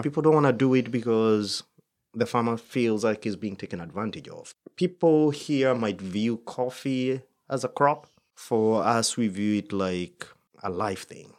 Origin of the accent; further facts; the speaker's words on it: Kenya; moved away; I'm Kenyan